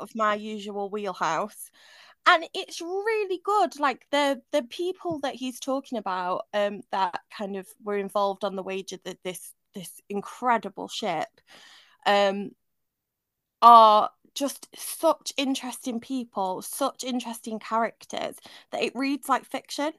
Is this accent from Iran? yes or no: no; Manchester, North West England, United Kingdom; moved away; I grew up partly in Manchester